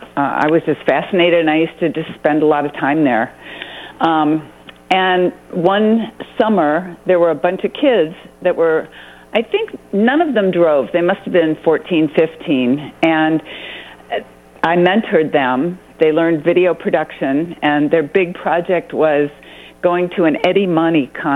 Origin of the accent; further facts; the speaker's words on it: Toledo, Ohio, United States; moved away as an adult; also born or lived in San Diego / San Francisco / Oakland; now in Nevada County, United States; I grew up in Toledo, Ohio.